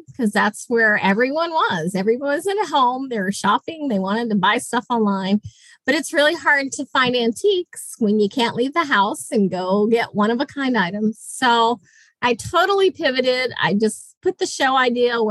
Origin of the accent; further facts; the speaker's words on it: Jacksonville, Florida, United States; moved away as an adult; I am from Jacksonville, Florida